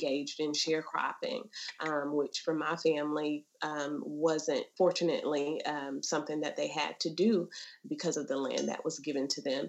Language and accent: English; the South, United States; we're from the South